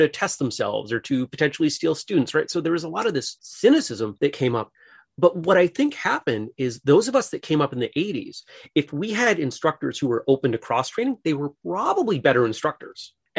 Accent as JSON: {"language": "English", "region": "Maine", "country": "United States", "tie": "born or raised there", "said": "I grew up in Maine, went to college in Massachusetts."}